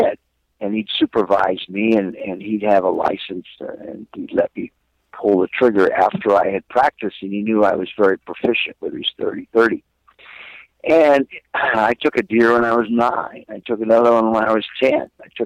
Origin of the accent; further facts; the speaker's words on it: Glendale, California, United States; outside of Glendale, my hometown that I was born and raised in Southern California